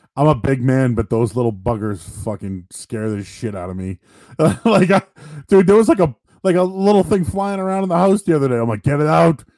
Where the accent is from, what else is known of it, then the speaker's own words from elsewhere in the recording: Blue Hills, Massachusetts, United States; I grew up near Blue Hills